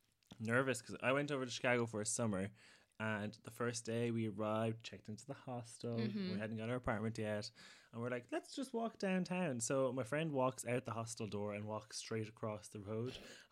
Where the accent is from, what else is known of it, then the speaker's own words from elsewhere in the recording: Ireland; we're from Ireland where people don't really get confrontational with us